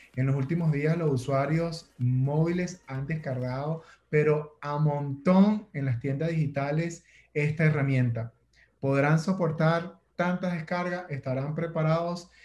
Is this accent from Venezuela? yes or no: yes; Venezuela; como venezolano